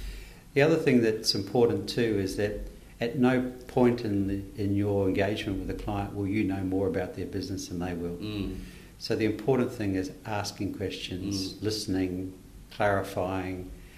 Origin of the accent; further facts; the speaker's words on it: New Zealand; born there; Okay, for fear that you may terminate this podcast early, I'm a Kiwi by birth.